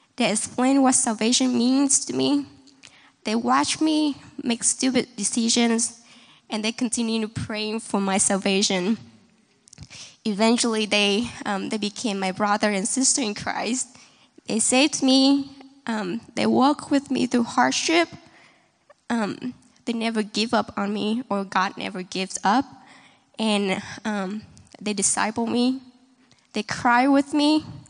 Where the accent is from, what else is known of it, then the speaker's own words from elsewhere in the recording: Vietnam; now in Kansas City, United States; I'm from Vietnam